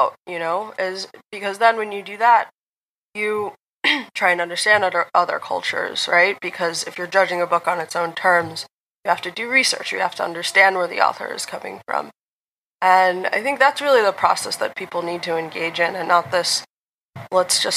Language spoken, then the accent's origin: English; United States; I'm from America